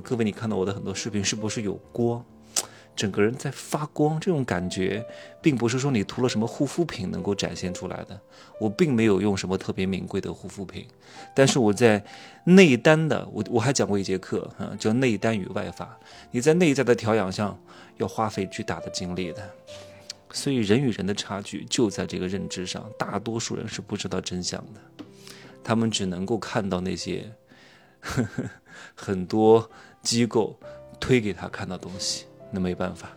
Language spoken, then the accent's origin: Chinese; Wuhu, Anhui, China; moved away; 今天刚回芜湖，我老家是芜湖的，待个两天，我差不多也就一年回来一次吧，对吧？父母都在芜湖住着